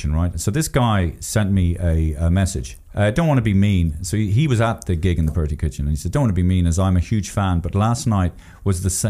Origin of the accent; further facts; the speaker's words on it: Ireland; as Irish people